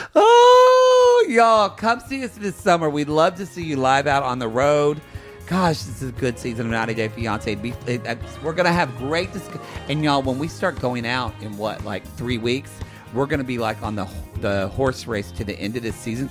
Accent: Oklahoma, United States; moved away; I'm from Oklahoma

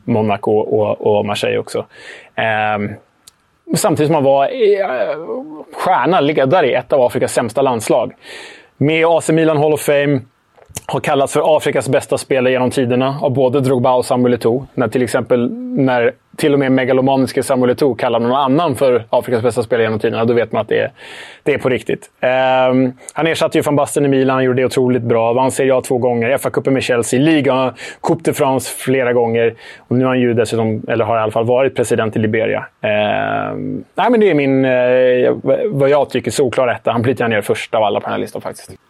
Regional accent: Sweden; Jag är ju svensk

